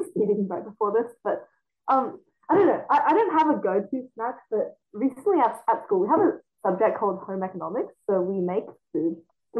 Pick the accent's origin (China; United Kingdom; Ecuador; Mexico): China; first language Mandarin; English is a second language; moved away; I was born in China and my first language was Mandarin